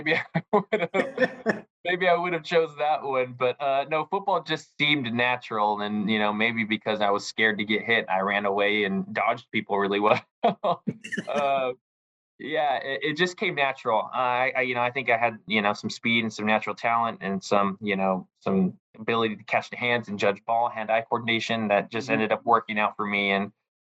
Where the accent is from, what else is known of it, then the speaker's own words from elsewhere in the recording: Southern California, United States; moved away as an adult; also born or lived in Hawaii; I'm 33 years old, born in 1988, but I grew up in Southern California.